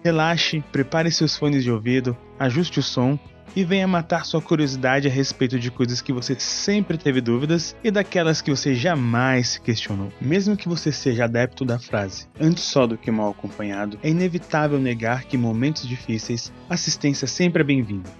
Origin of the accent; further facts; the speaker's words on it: Brasília, Federal District, Brazil; eu sou de Brasília, né? no caso nós estamos em Brasília aqui.